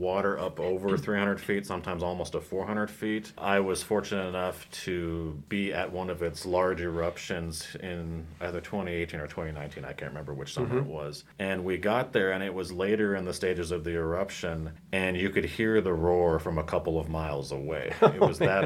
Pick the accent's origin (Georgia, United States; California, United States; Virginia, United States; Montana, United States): Montana, United States; Red Lodge; I grew up in Red Lodge, which is basically just over the mountain from Yellowstone